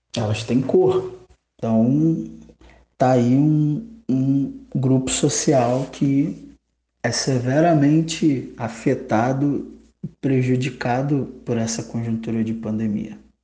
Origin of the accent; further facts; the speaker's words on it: Rio de Janeiro, Brazil; sou do estado do Rio de Janeiro